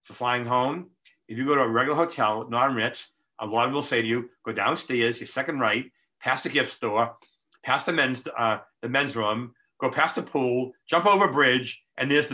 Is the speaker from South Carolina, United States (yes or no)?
no; Boston, Massachusetts, United States; I'm from Boston